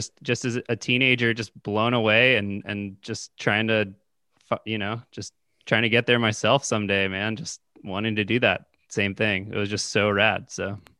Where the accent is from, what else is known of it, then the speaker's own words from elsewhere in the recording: Bay Area, California, United States; I'm from the Bay Area, California